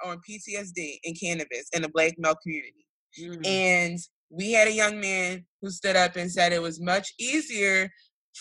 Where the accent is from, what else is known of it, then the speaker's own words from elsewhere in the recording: Philadelphia, Pennsylvania, United States; my neighborhood, I come from North Philadelphia